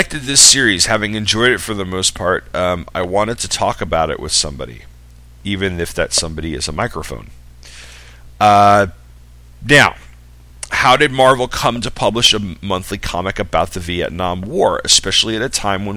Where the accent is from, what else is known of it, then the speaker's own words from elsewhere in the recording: Long Island, New York, United States; I grew up on Long Island.